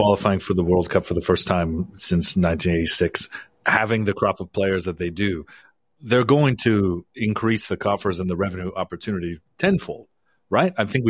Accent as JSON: {"language": "English", "country": "Canada", "said": "As a Canadian fan, waiting for a moment where Canada could be on that stage to qualify"}